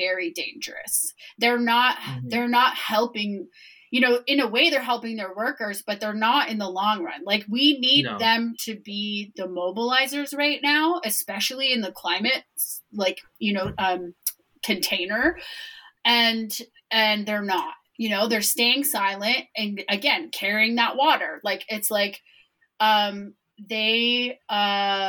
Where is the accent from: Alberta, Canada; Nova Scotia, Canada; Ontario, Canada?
Ontario, Canada; Toronto; I was born in Toronto